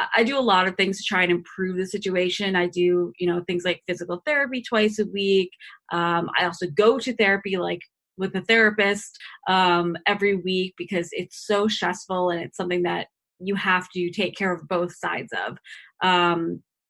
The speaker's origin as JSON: {"language": "English", "town": "Boca Raton", "region": "Florida", "country": "United States", "tie": "born or raised there", "said": "I grew up in Boca Raton, which is, you know, kind of an affluent city"}